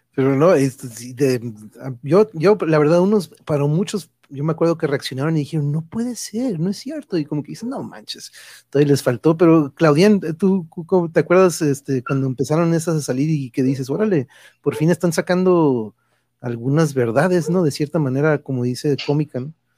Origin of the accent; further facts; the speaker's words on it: Mexico; aquí en México